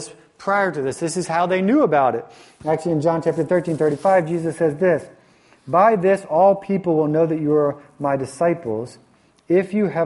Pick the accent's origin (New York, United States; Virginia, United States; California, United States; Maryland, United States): Virginia, United States; moved away; the church that I grew up in the South, when I went to high school in the South in Virginia